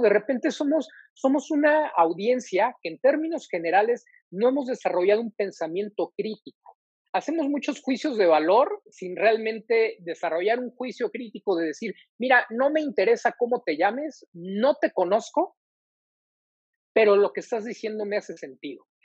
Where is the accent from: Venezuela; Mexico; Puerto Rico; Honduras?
Mexico; como mexicano